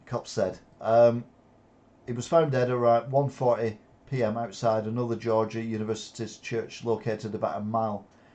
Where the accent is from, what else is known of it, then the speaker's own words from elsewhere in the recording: Yorkshire and the Humber, United Kingdom; I'm a Yorkshire man, you're a Lancashire man, you'll hold this against me.